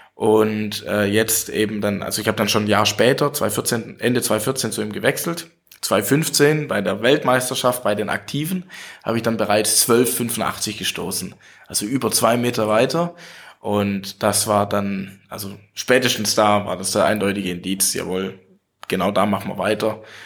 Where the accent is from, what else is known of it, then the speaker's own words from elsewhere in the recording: Welzheim, Baden-Württemberg, Germany; ich bin seit 2014 im Gemeinderat in meiner Heimatstadt in Welsheim, also kleinere Stadt so mit 11.000 Einwohnern.